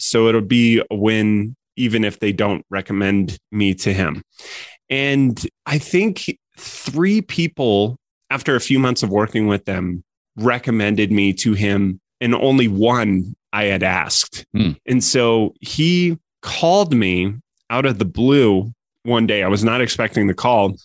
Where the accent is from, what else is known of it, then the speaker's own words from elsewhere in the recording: Colorado, United States; moved away as an adult; also born or lived in San Francisco; I grew up in Colorado.